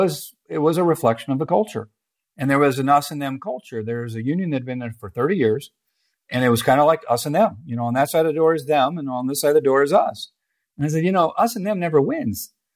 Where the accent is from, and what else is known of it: Nebraska, United States; now in Omaha, United States